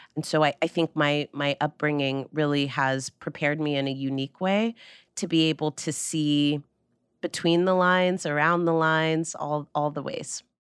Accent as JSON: {"language": "English", "area": "Marin County", "region": "California", "country": "United States", "tie": "born or raised there", "said": "Marin County, which is where I grew up."}